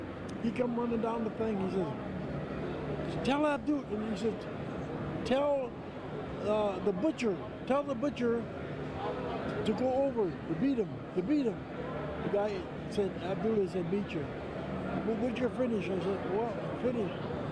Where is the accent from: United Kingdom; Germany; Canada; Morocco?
Canada; Windsor, Ontario; also born or lived in Khartoum, Sudan; I'm from Windsor, Ontario, Canada.